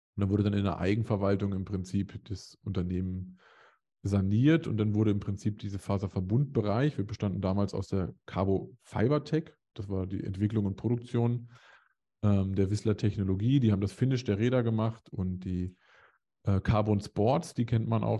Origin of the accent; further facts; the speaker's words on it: Hanover area, towards Hameln, Lower Saxony, Germany; moved away; also born or lived in Dresden; also man könnte behaupten, es wäre Großraum Hannover